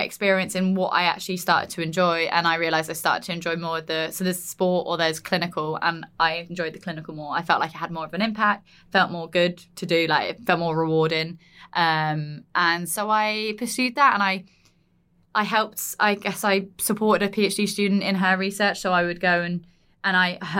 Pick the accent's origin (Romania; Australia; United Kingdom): United Kingdom; Surrey, South East England; moved away as an adult; also born or lived in Sheffield; I'm originally from Surrey